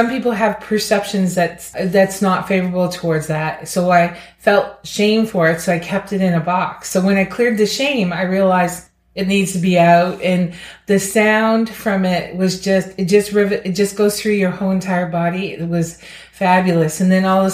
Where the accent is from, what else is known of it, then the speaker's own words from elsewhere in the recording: Amherst, Nova Scotia, Canada; I'm from Amherst, Nova Scotia